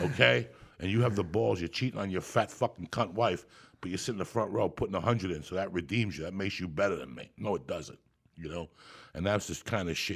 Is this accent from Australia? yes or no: no; Cuba; I'm Cuban, so I was born in Santa Ria religion